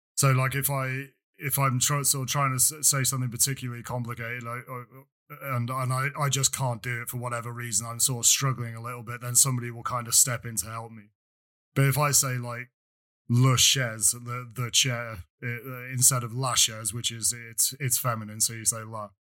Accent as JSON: {"language": "English", "region": "England", "country": "United Kingdom", "moved": "yes", "lives_now": "France", "said": "I am perpetually English"}